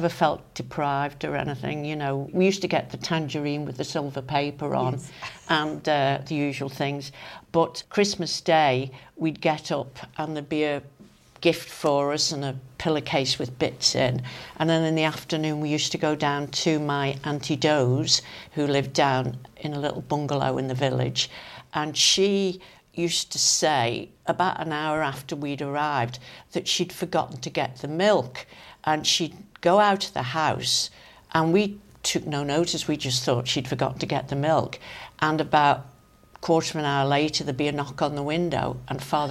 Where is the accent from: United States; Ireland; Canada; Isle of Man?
Isle of Man; Crosby; moved away as an adult; also born or lived in London; I was born and brought up in Crosby.